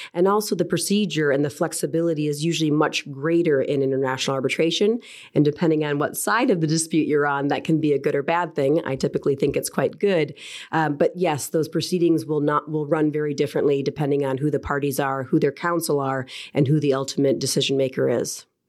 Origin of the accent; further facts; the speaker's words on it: United States; accent: American; moved away as an adult; also born or lived in Houston, Texas / Washington, D.C.; now in London, United Kingdom; As you might be able to tell by my accent, I am American by birth